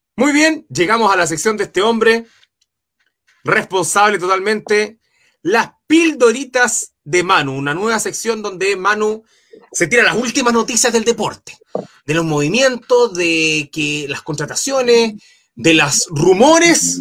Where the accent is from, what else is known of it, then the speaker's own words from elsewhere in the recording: Chile; buen chileno